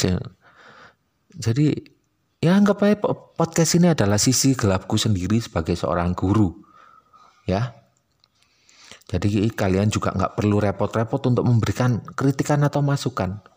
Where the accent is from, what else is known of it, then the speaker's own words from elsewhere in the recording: Malang, East Java, Indonesia; accent: Malang Javanese (medok); dan karena aku orang Malang jadi aku bakal sering pakai istilah Jawa dan istilah Malangan karena aku ya nggak malu terdengar medok